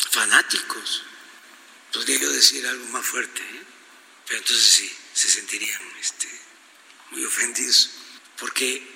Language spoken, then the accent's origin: Spanish; Tepetitán, Tabasco, Mexico; now in Mexico City, Mexico; Pues yo soy de Tepetitán